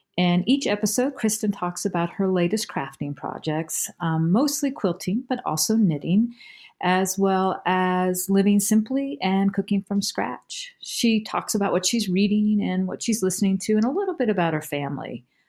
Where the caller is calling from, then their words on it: Durham, North Carolina, United States; I'm calling from Durham, North Carolina